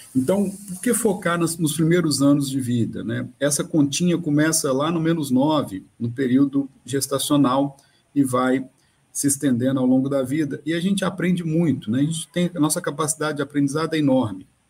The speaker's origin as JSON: {"language": "Portuguese", "region": "Minas Gerais", "country": "Brazil", "moved": "yes", "said": "eu sou de Minas"}